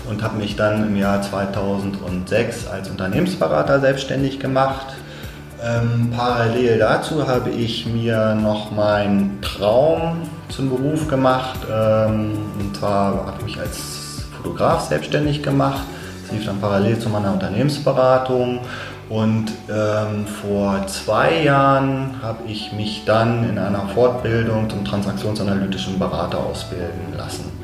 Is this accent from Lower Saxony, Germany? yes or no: yes; Hanover, Lower Saxony, Germany; Hannoveraner, {S1} 51 Jahre alt